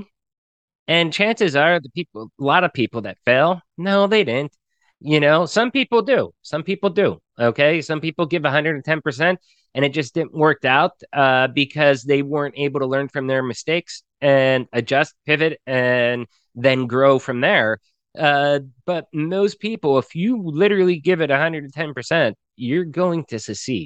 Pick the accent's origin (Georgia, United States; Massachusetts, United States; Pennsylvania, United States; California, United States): Pennsylvania, United States; moved away as an adult; now in Mexico; just being coal country, Pennsylvania, I'd always say Pennsylvania